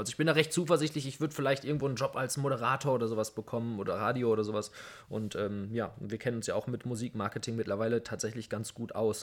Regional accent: Essen, North Rhine-Westphalia, Germany; Also ich bin jetzt nun mal in Essen aufgewachsen

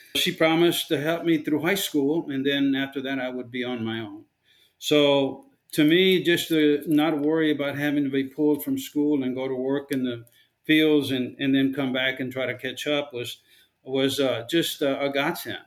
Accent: Rio Grande Valley, South Texas, United States; I was born in the Rio Grande Valley down in South Texas. I lived in a very poor neighborhood, and most of the families that lived in my colonia, in my neighborhood, were very poor

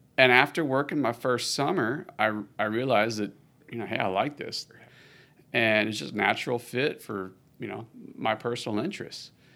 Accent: Austin, Texas, United States; I am all the way from Austin, Texas, U S A. I was born and raised in the city

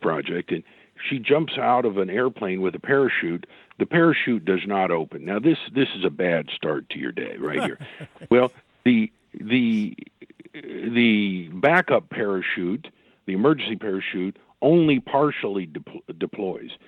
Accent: Oklahoma, United States; my home state here in Oklahoma

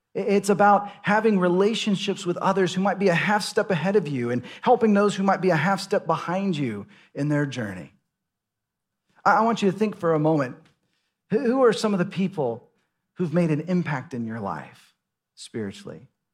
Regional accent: Dallas, Texas, United States; moved away as an adult; also born or lived in Seattle / Los Angeles; now in Austin, United States; I grew up in Dallas, Fort Worth

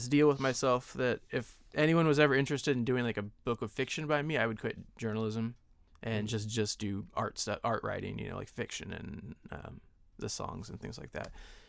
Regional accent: San Diego, California, United States; Yeah, I grew up in San Diego, and my friends and I ran a weekly paper in town called Fahrenheit San Diego.

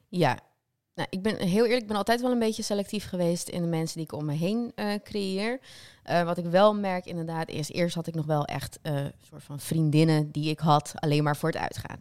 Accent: North Holland, Netherlands; moved away; also born or lived in south of the Netherlands

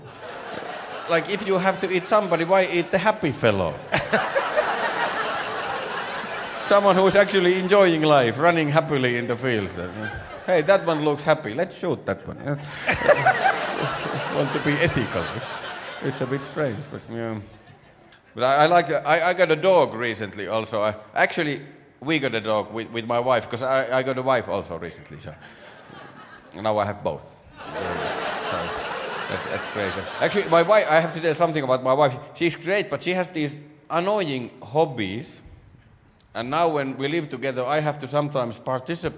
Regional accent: Finland; first language Finnish; English is a second language; I'm from Finland. Yay. I don't know if you noticed, but English is my second language. It is. Normally, I speak Finnish.

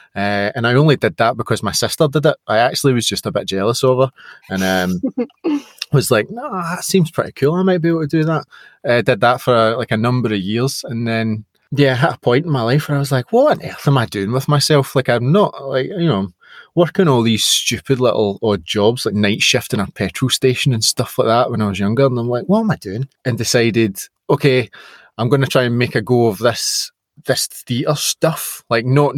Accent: Scotland, United Kingdom; being Scottish and being, you know, a proud Scot

